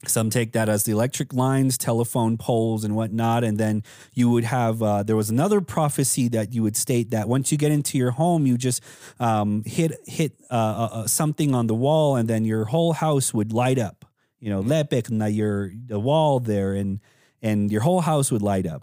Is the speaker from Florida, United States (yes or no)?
no; Tuba City, Arizona, United States; when I was growing up in Tuba City